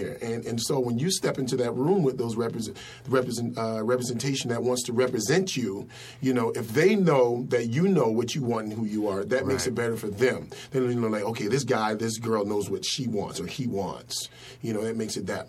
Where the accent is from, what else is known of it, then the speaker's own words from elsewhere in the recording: Fort Lauderdale, Florida, United States; moved away as an adult; also born or lived in Alabama; I'm from Fort Lauderdale, Florida, originally